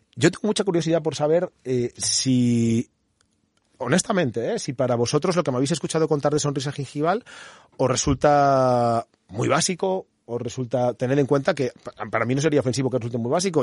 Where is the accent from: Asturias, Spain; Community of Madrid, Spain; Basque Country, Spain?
Community of Madrid, Spain; Madrid; moved away as an adult; now in Toledo, Spain; yo soy de Madrid